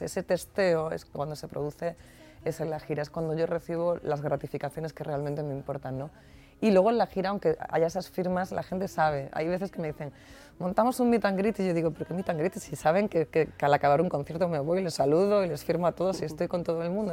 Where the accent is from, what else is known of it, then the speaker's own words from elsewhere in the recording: Andalusia, Spain; ese brío que, que, es también muy característico de mi tierra, ¿no? De gente que canta copla, de gente que canta el rock andaluz